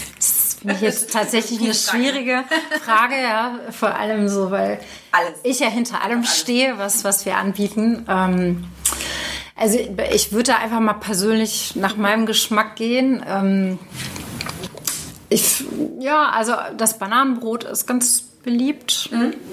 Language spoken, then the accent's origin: German; Cologne, North Rhine-Westphalia, Germany; als Kölner